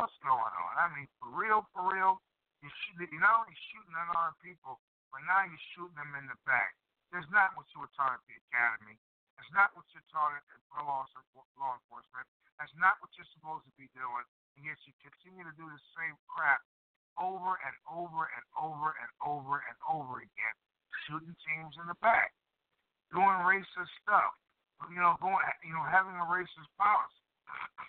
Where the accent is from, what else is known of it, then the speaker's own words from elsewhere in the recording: Chicago, Illinois, United States; that's South Chicago, it's my hometown